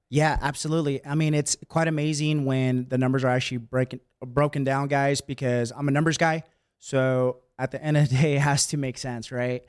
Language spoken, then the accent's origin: English; Bay Area, California, United States; moved away as an adult; also born or lived in San Francisco; now in San Diego, United States; I was born and raised in the Bay Area, and I was there my entire life